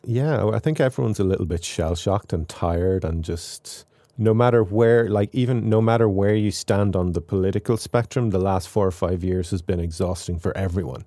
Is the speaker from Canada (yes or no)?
no; Ireland; accent: Irish; also born or lived in Waterford; my own accent, my Irish accent